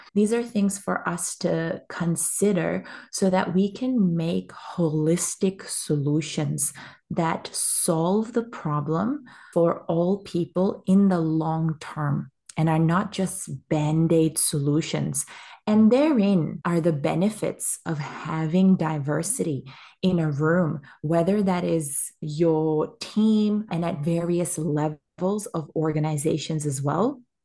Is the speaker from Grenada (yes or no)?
no; Pakistan; moved away as an adult; now in Australia; I am a Pakistani woman and I came to Australia almost ten years ago now for university.